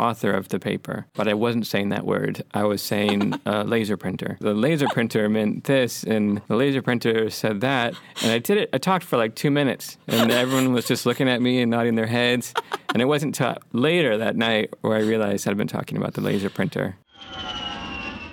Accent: California, United States; moved away as an adult; also born or lived in San Francisco; now in Sweden; they liked that I was from California

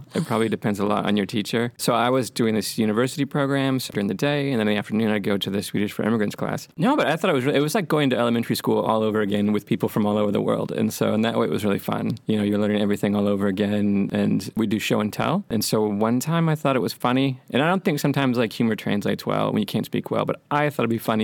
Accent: California, United States; moved away as an adult; also born or lived in San Francisco; now in Sweden; they liked that I was from California

